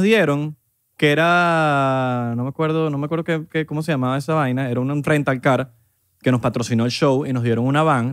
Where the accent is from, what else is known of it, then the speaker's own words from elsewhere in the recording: Venezuela; a nosotros, bueno, va en Venezuela